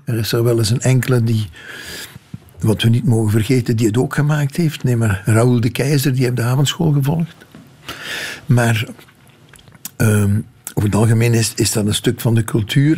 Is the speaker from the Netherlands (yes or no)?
no; Limburg, Flanders, Belgium; dat ik uit Limburg kom